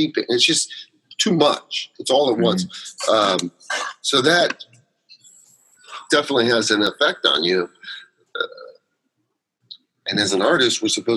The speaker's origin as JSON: {"language": "English", "town": "New York City", "region": "New York", "country": "United States", "said": "I'm from New York"}